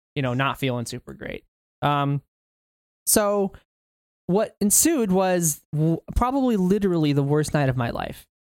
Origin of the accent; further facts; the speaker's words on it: Kentucky, United States; also born or lived in Alaska; I actually grew up in T, Kentucky